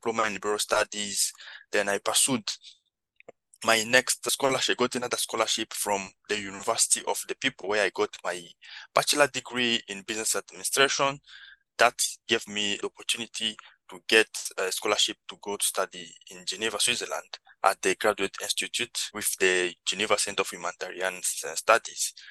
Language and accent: English; DR Congo; moved away; also born or lived in Kakuma refugee camp, Kenya; I'm originally from the Democratic Republic of Congo, and around 2009 I fled the country and found myself in one of the biggest refugee camp in the world in Kenya, Kakuma refugee camp.